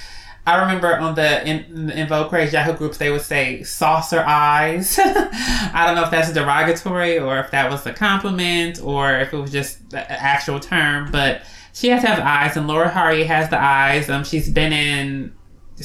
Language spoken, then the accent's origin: English; Los Angeles, California, United States; I'm from Los Angeles